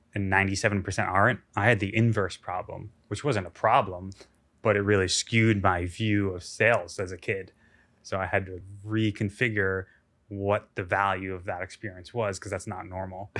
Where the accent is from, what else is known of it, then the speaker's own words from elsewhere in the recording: United States; being an American